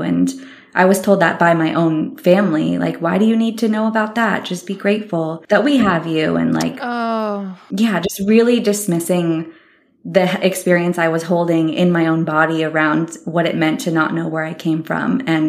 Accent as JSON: {"language": "English", "region": "California", "country": "United States", "tie": "born there", "said": "But I was abandoned when I was born near Muir Woods, and I was later adopted"}